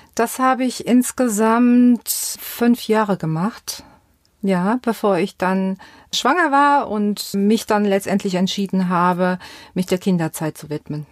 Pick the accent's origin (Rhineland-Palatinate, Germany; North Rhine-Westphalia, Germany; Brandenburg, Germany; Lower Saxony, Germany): Rhineland-Palatinate, Germany; Westerwald; accent: Westerwald dialect; moved away; Ich bin dort aufgewachsen